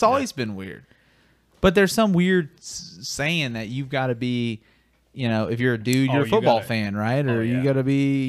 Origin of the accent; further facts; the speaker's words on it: North Carolina, United States; born there; also born or lived in Florida; Like, I was born in North Carolina.